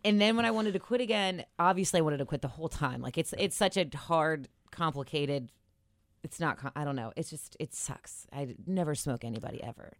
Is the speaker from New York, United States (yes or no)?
no; Cincinnati, Ohio, United States; I'm from Cincinnati